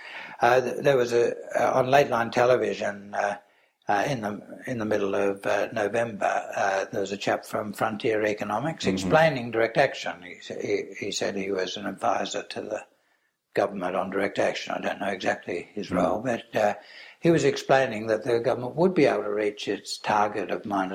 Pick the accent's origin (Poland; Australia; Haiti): Australia; as an Australian